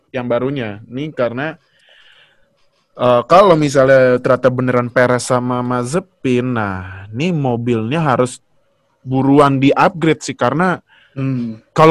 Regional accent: Sumatra, Indonesia; Jadi kan gue dulu pas kecil kan uh, kampung gue kan di Sumatera.

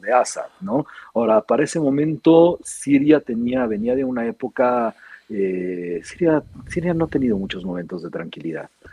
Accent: Mexico; Yo soy primera generación mexicano, sirio-mexicano

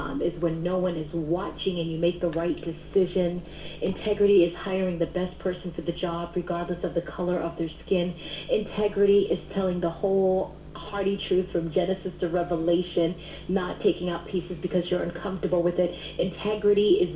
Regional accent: Boston, Massachusetts, United States; I am born and bred right here in Boston, Massachusetts

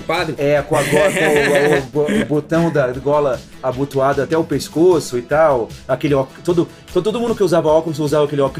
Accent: Brasília, Federal District, Brazil; é isso aí, eu sou de Brasília assim, caralho, eu sou de Brasília, isso é demais.

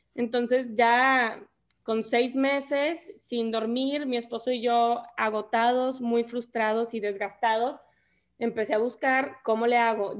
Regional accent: Monterrey, Nuevo León, Mexico; soy regia, soy de Monterrey

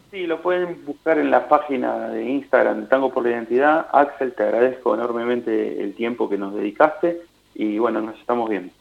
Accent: Buenos Aires, Argentina; los porteños tenemos esta del alma, el alma de Buenos Aires es, es nuestra música

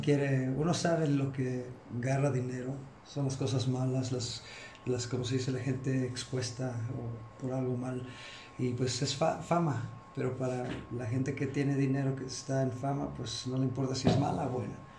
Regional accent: Chicago, Illinois, United States; now in Xalapa, Mexico; yo, soy de Chicago, pero pues ya, ya me quedé aquí

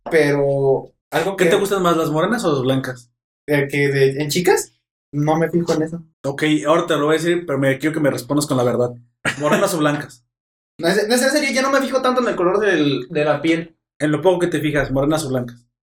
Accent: Mexico; Soy mexicano

